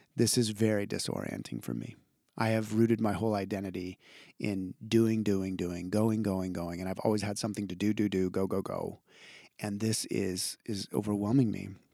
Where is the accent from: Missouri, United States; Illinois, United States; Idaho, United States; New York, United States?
Idaho, United States; I'm from Idaho